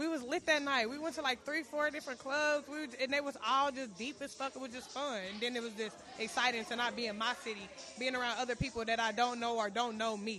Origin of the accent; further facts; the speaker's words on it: Dayton, Ohio, United States; I'm from Dayton, Ohio.